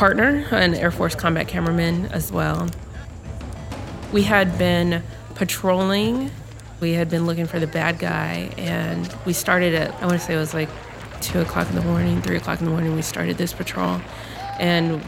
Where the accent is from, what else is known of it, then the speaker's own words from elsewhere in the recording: Lincoln, Nebraska, United States; I'm from Lincoln, Nebraska